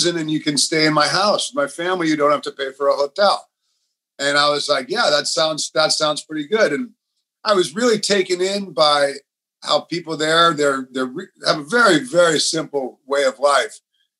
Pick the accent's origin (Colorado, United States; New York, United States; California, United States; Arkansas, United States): California, United States; Los Angeles; moved away as an adult; also born or lived in Santa Cruz / Bali; I grew up surfing in Los Angeles